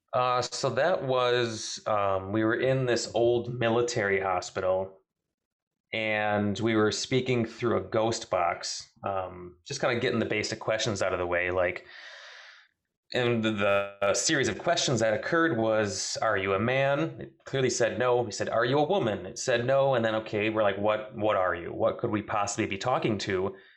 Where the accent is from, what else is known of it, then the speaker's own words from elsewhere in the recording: southern Wisconsin, United States; from southern Wisconsin